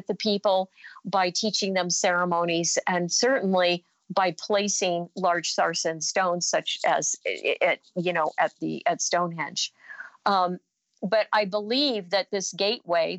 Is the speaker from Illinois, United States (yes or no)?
no; Hopi, Arizona, United States; I'm from Hopi, from the Hopi tradition